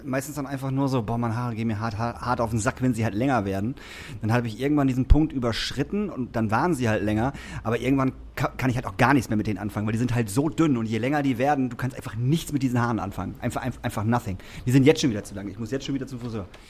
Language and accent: German; Emsbüren, Lower Saxony, Germany; also born or lived in Lingen; now in Hamburg, Germany; also Emsbüren, wo ich herkomme, dann bin ich nach Lingen gezogen und dann bin ich nach Hamburg gezogen